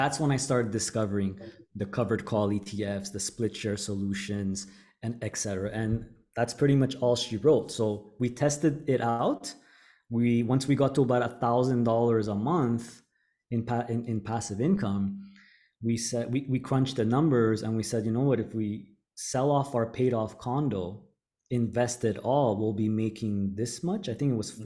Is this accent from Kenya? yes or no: no; Montreal, Quebec, Canada; moved away as an adult; now in Panama; I born and raised in Montreal, Canada